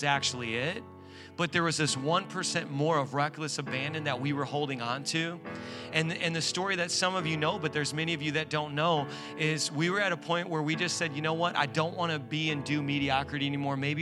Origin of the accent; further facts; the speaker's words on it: Indiana, United States; moved away as an adult; now in New York, United States; We're from Indiana